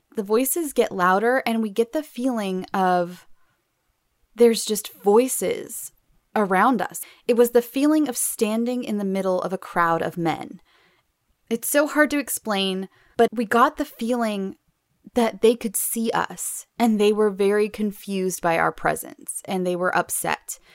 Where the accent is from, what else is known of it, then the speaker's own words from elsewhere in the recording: Southern California, United States; I grew up not only in Southern California, but in the middle of the desert